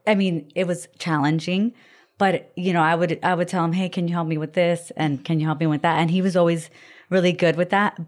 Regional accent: Florida, United States; also born or lived in Puerto Rico; my husband and I grew up in Florida, and we're born in Puerto Rico

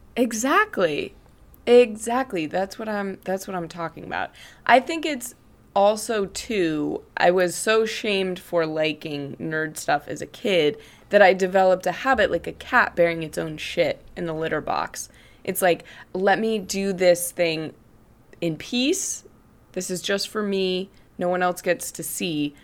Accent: Greeley, Colorado, United States; in my hometown of Greeley, Colorado

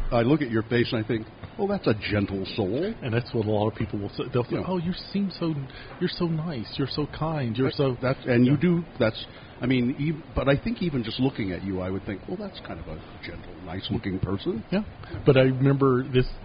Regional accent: the South, United States; not just because I'm a Southerner and that's just our Gentile way.

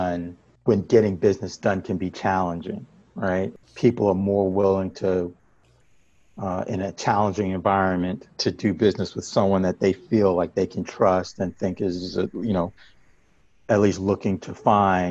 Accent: New York, United States; I grew up in New York

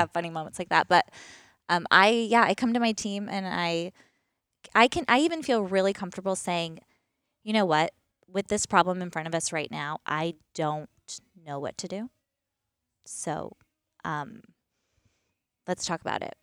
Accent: East Coast, United States; moved away as an adult; also born or lived in Pacific Northwest; born and raised on the East Coast

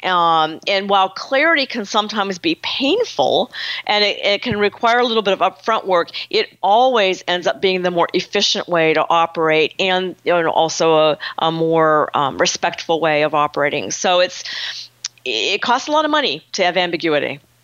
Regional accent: Pittsburgh, Pennsylvania, United States; I'm from Pittsburgh, so I kind of grew up in a very frank, direct environment culturally

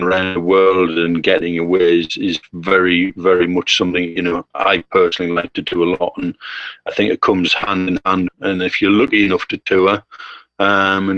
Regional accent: England, United Kingdom; For us in England

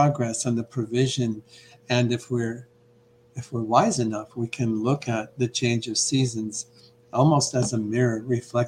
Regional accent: Iowa, United States; I grew up in Iowa

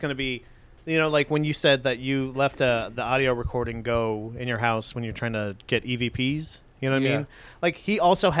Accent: Florida, United States; we come from Florida

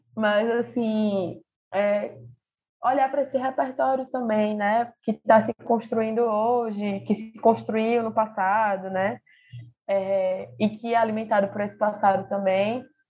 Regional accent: Recife, Pernambuco, Brazil; Eu sou aqui de Recife

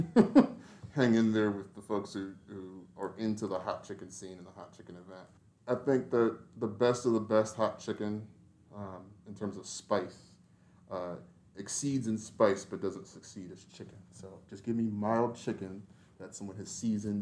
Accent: Woodbridge, Virginia, United States; now in Nashville, United States; I grew up in Woodbridge, Virginia

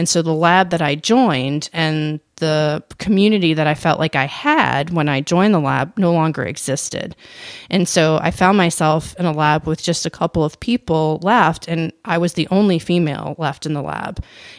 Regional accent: New Orleans, Louisiana, United States; I am from New Orleans, and this was in 2005. And so Katrina hit New Orleans in August of that year.

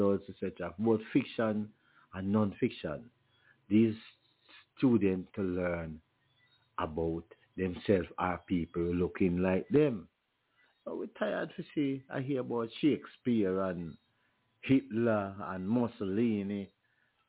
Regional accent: Junction, Saint Elizabeth, Jamaica; my hometown of Junction

